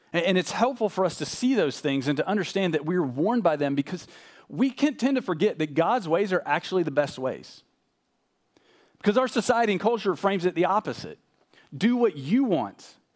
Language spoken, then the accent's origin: English; Nashville, Tennessee, United States; moved away as an adult; also born or lived in Arkansas / Austin, Texas / Louisville, Kentucky / West Texas; I grew up in Nashville